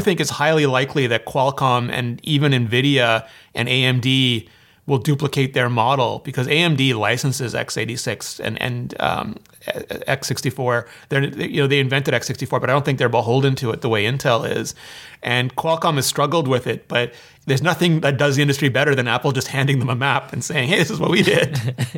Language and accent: English; Canada; I'm Canadian